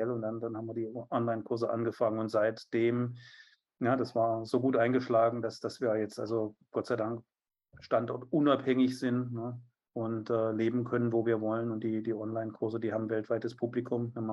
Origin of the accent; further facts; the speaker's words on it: Biberach an der Riss, Baden-Württemberg, Germany; also born or lived in Stuttgart; ich bin in Stuttgart geboren und in Biberach an der Riss aufgewachsen.